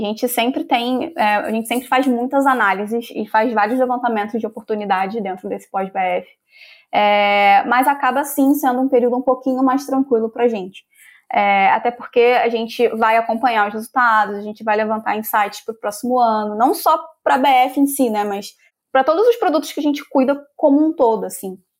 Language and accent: Portuguese; Rio de Janeiro, Brazil; eu sou do Rio de Janeiro, então eu sou aquela carioca que ama a praia